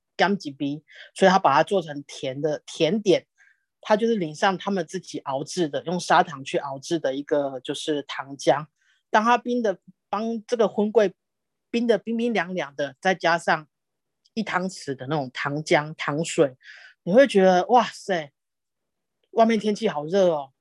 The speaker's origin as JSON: {"language": "Chinese", "town": "Dongshi", "country": "Taiwan", "tie": "born or raised there", "said": "小时候住在东市，东市镇"}